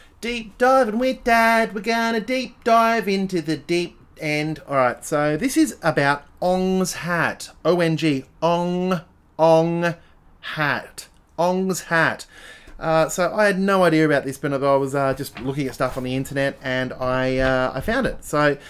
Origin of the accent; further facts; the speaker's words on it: Adelaide, South Australia, Australia; I never had zines where I grew up in Adelaide. There were no zines.